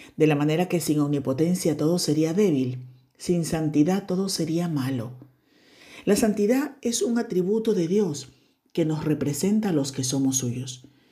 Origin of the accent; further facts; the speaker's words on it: Ecuador; Y se ha convertido en una frase eh, típica en mi país